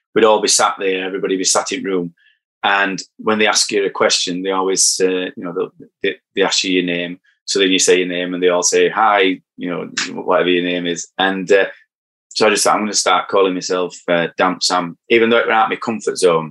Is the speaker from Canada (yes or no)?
no; Barnsley, Yorkshire and the Humber, United Kingdom; accent: broad; I'm from Barnsley